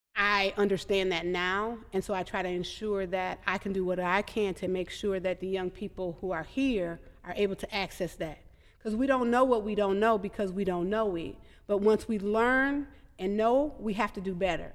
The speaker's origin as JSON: {"language": "English", "town": "Madison", "region": "Wisconsin", "country": "United States", "tie": "born or raised there", "said": "I grew up in Madison, and I had a village"}